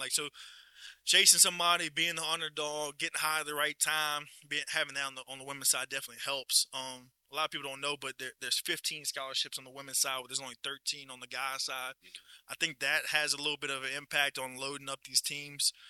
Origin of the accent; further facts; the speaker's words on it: Livingston Parish, Louisiana, United States; born and raised in Livingston Parish